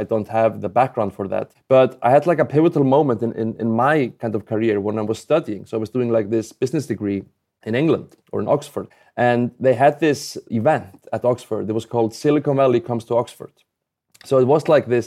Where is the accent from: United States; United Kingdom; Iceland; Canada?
Iceland; I'm obviously not from the U.S. I'm, I'm from Iceland